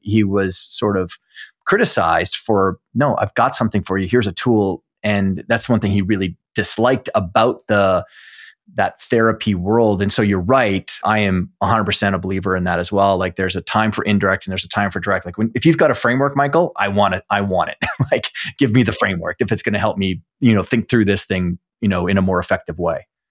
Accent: Canada; as a Canadian

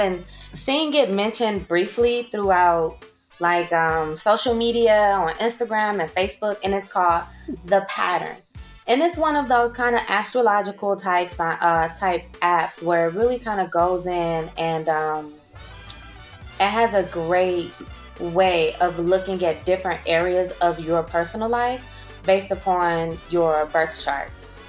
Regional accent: St. Louis, Missouri, United States; born there; I was born at 3:56 p.m. and I was born in St. Louis, Missouri.

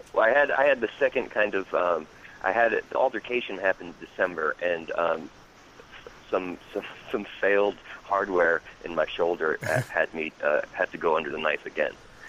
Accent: Hackettstown, New Jersey, United States; moved away; also born or lived in Pennsylvania; I'm very much tri-state to my core. I was born and raised in Jersey, then I went to school in Pennsylvania

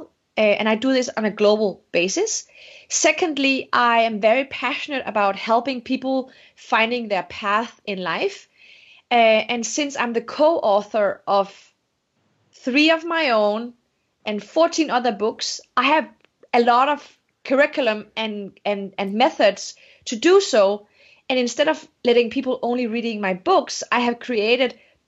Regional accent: Denmark; English is a second language; moved away as an adult; also born or lived in Morocco; now in United States; I'm from Denmark. I was Moroccan Danish

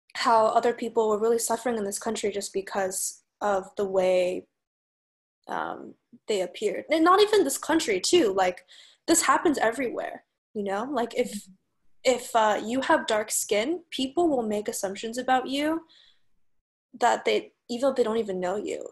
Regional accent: United States; now in San Francisco, United States; I'm a Chinese American. I grew up in the United States.

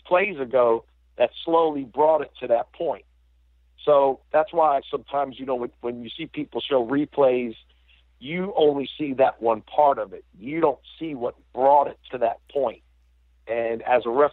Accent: Durham, North Carolina, United States; moved away; also born or lived in Chapel Hill, North Carolina; I grew up right on the borderline of Durham and Chapel Hill

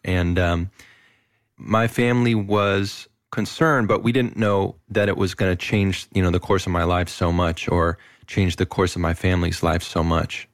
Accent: Moss Beach, California, United States; also born or lived in Berkeley; I was born in Berkeley, and then at a very young age, my, my folks, we moved to this little town south of San Francisco called Moss Beach

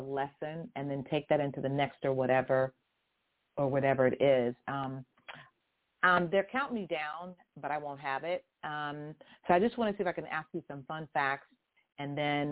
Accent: Houston, Texas, United States; moved away; I was born in Houston, Texas, where the folks are just so sweet

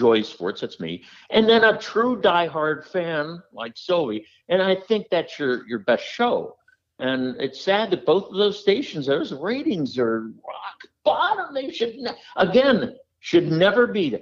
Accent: Pittsburgh, Pennsylvania, United States; moved away as an adult; also born or lived in Denver / New York / Chicago; I grew up in Pittsburgh

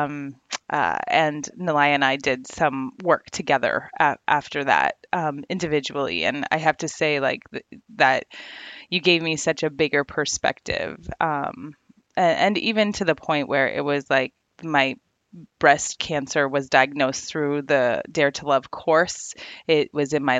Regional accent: Ontario, Canada; I'm from Ontario, Canada. I'm in education over here

